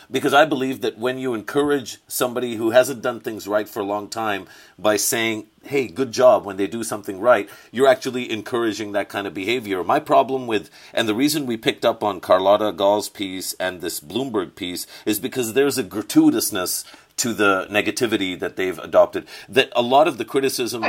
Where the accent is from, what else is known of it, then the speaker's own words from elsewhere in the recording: Pakistan; as a Pakistani